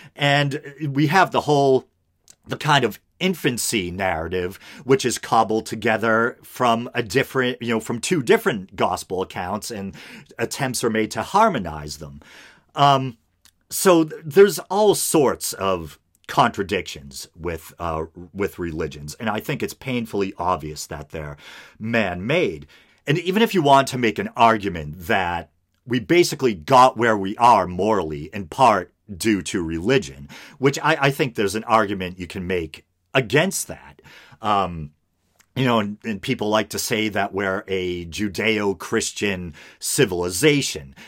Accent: United States; as an American

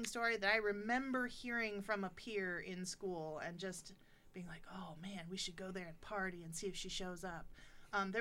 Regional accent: Monroe, Michigan, United States; I grew up in Monroe, Michigan.

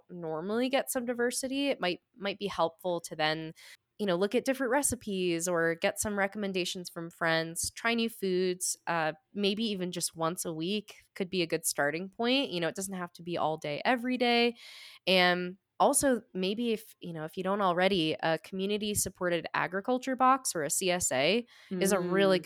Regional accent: New England, United States; I'm from New England

